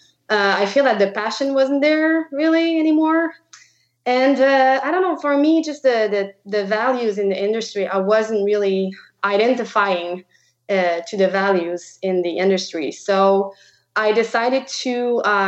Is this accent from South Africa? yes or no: no; Quebec, Canada; first language French; English is a second language; moved away; I am from Quebec. So I speak French. That's why you'll see my weird accent through the podcast.